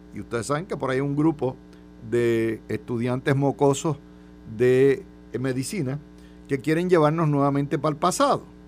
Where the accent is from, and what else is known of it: Puerto Rico